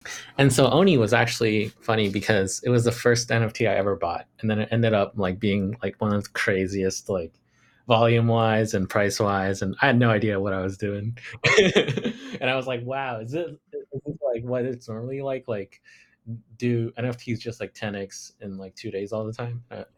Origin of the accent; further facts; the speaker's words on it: Shanghai, China; English is a second language; I'm 26 years old. I grew up in Shanghai, China. And then I went to international school there for pretty much all the way up until college.